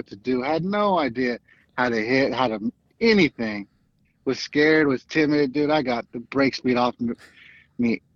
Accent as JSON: {"language": "English", "town": "Fresno", "region": "California", "country": "United States", "tie": "born or raised there", "said": "I grew up in Southeast Sunnyside area, Fresno"}